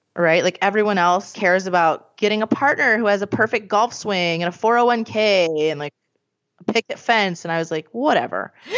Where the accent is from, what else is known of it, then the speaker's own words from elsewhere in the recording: Scranton, Pennsylvania, United States; I'm from Scranton